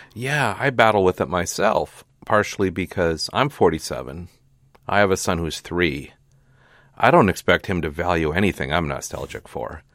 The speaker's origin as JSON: {"language": "English", "town": "Hastings", "region": "Minnesota", "country": "United States", "tie": "born or raised there", "moved": "as an adult", "lives_now": "California, United States", "said": "I grew up in Hastings"}